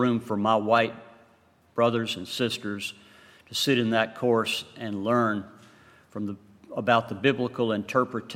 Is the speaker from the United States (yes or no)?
yes; Western North Carolina, United States; I'm from Western North Carolina